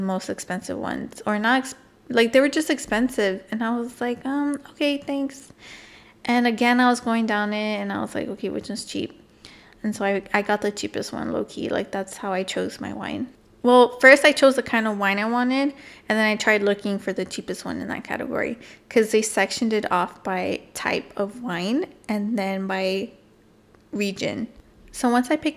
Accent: California, United States; we're Californian people

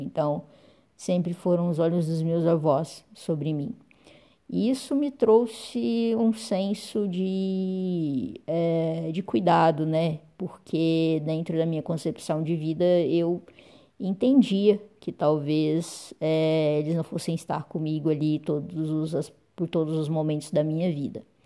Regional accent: Uberlândia, Minas Gerais, Brazil; sou de Uberlândia, Minas Gerais

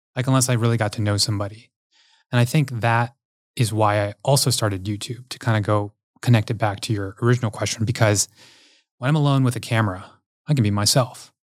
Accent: Houston, Texas, United States; growing up in Houston, Texas

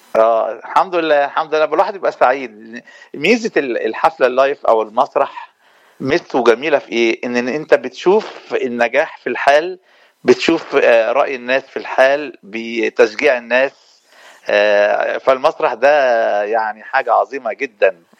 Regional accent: Egypt; now in Los Angeles, United States; احنا عندنا في مصر

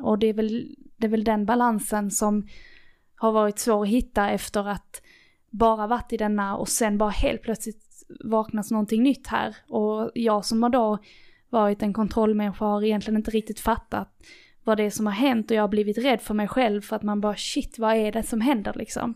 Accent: Lerberget, Skåne, Sweden; born or raised there

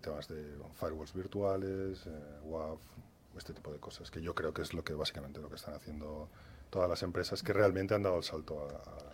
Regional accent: Valencia, Valencian Community, Spain; moved away as an adult; now in Madrid, Spain; Yo soy de Valencia

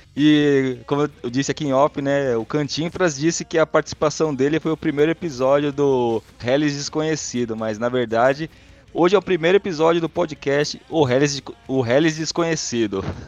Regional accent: Vitória, Espírito Santo, Brazil; now in São Paulo, Brazil; sou capixaba de Vitória

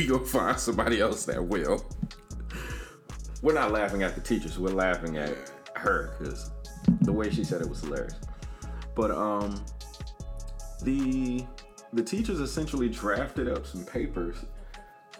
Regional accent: Atlanta, Georgia, United States; I grew up in Atlanta

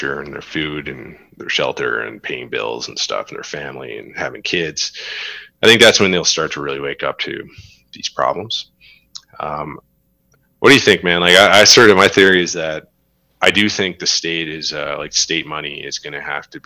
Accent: Newfoundland and Labrador, Canada; also born or lived in Alberta / Saskatchewan; now in Western Canada; Newfoundland is very liberal, very left-leaning, has unfortunately had to rely on government for a long time

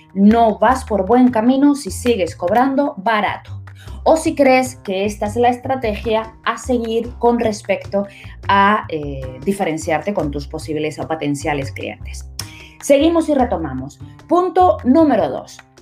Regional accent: Las Palmas de Gran Canaria, Canary Islands, Spain; estoy en la ciudad de Las Palmas de Gran Canaria, haciendo eh, eh, publicidad a mi tierra natal

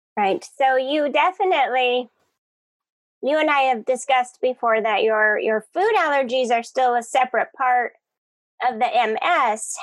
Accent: Colorado, United States; now in Hawaii, United States; I'm from Colorado

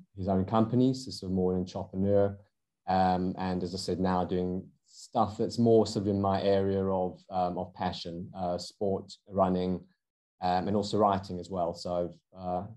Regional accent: South Africa; accent: South African; moved away as an adult; now in United Kingdom; you can probably hear from my accent, I'm South African originally. I have lived in the UK for over 20 years.

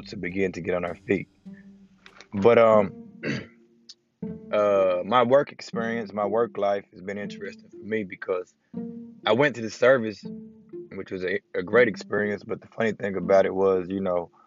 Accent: Knoxville, Tennessee, United States; also born or lived in Atlanta; I was raised in East Knoxville

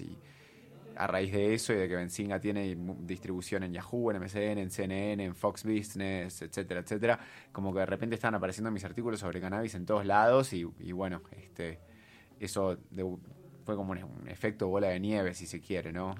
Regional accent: Argentina; yo soy argentina, obviamente, para los que no se dieron cuenta por el acento. Eh, me eduqué en Argentina

